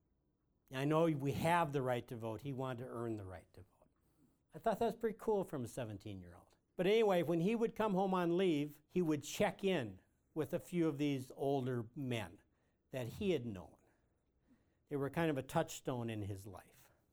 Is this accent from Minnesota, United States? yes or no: yes; Malta Township, Big Stone County, Minnesota, United States; In Malta Township, where I was born